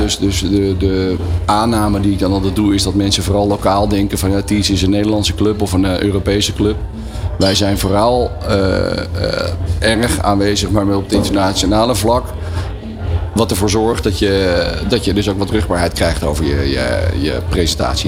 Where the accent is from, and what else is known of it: Netherlands